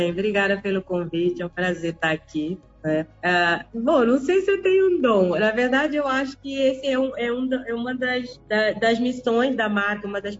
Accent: Cape Verde; now in Brazil; Olha, eu nasci em Cabo Verde, sou cabo-verdiana. É, mas eu vivo no Brasil há 28 anos, então também sou carioca.

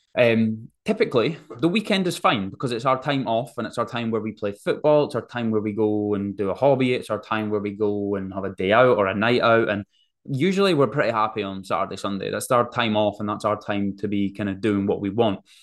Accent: Forfar, Scotland, United Kingdom; also born or lived in Sydney, Australia

